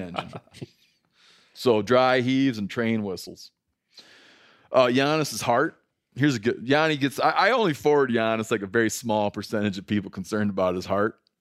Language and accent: English; Michigan, United States; growing up in Michigan